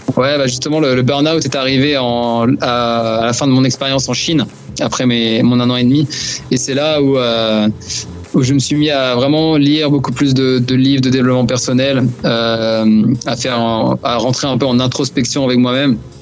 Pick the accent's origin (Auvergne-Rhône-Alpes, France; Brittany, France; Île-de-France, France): Brittany, France; moved away as an adult; also born or lived in China